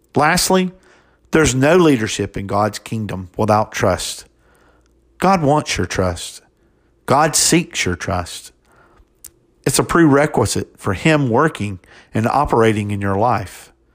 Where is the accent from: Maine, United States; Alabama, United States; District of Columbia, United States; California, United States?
Alabama, United States; Hartford; also born or lived in Dothan, Alabama / Montgomery, Alabama; raised in Hartford, Alabama, by two wonderful Christians.